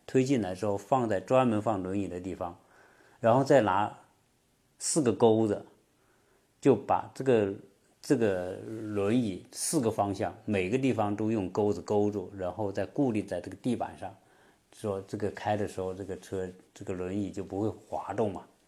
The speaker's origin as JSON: {"language": "Chinese", "country": "China", "moved": "yes", "lives_now": "Atlanta, United States", "said": "我们中国人是特别爱吃龙虾了"}